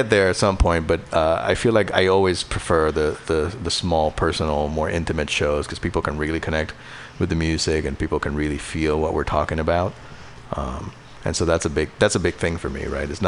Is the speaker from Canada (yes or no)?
no; Puerto Rico; now in Bay Area, United States; I moved to the Bay Area from Puerto Rico in uh, 2014